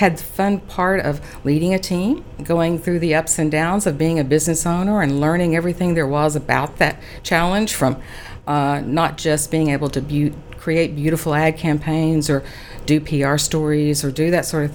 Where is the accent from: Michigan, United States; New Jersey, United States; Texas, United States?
Texas, United States; Big Spring; also born or lived in Dallas, United States; now in Abilene, United States; It was kind of going back home because I was originally from Big Spring, which is a little farther than Abilene, before I came to Dallas.